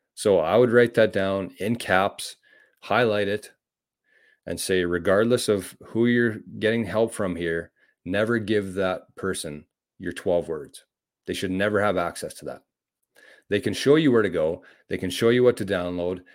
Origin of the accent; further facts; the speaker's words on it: Canada; as a Canadian